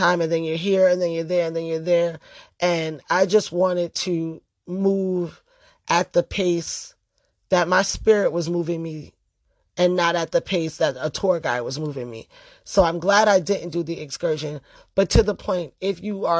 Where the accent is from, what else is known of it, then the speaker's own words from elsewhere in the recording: New York City, New York, United States; I grew up in the Bronx during the crack era.